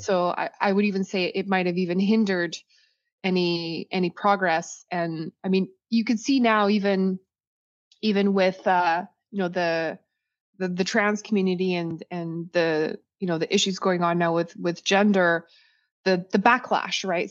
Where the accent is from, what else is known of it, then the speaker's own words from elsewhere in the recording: Saskatchewan, Canada; moved away; originally I'm from, I'm from Saskatchewan. I'm second generation Canadian